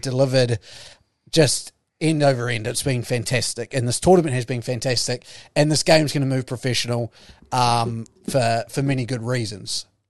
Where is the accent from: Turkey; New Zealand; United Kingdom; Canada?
New Zealand; I'm a New Zealander